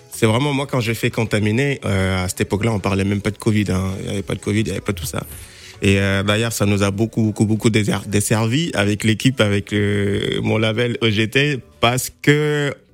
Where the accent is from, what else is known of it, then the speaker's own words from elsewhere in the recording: Senegal; moi, je suis sénégalais